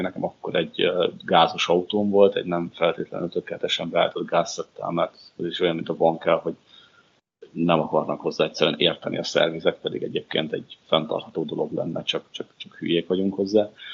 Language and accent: Hungarian; Bačka Topola, Vojvodina, Serbia; now in Hungary; topolyára, szülővárosomba